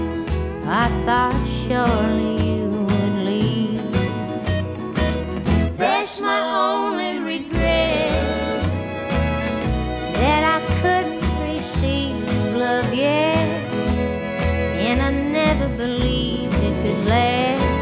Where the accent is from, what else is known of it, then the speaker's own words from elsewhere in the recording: North Platte, Nebraska, United States; North Platte, Nebraska.